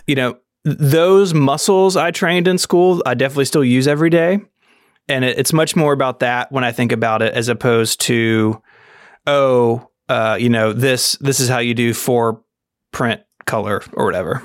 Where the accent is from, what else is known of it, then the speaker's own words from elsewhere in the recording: Memphis, Tennessee, United States; I'm from Memphis, Tennessee, born and raised here